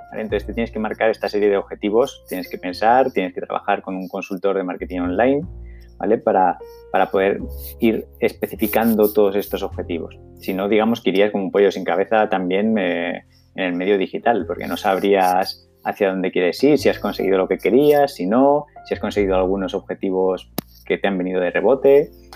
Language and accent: Spanish; Zaragoza, Aragon, Spain; en Zaragoza, en mi tierra